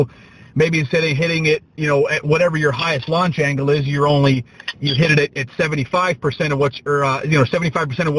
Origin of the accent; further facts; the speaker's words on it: Pennsylvania, United States; I'm from Pennsylvania